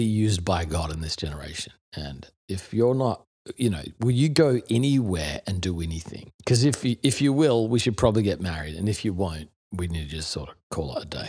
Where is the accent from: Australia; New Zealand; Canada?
Australia; Adelaide, South Australia; moved away as an adult; also born or lived in Melbourne / Perth; now in New York, United States; I was two, lived in Perth from two to ten, then Adelaide from ten to twenty